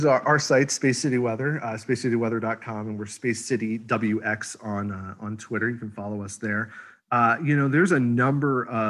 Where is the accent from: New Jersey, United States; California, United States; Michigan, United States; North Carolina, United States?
New Jersey, United States; Southeast; moved away as an adult; also born or lived in Upstate New York; now in Houston, United States; Growing up in Southeast Jersey, grew up on the wrong side of the rain snow line.